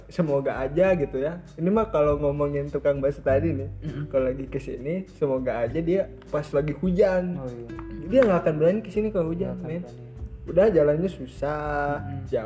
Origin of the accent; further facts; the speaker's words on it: Padalarang, West Java, Indonesia; jadi masa kecil gue tuh di Padalarang sekitar mungkin 12 tahun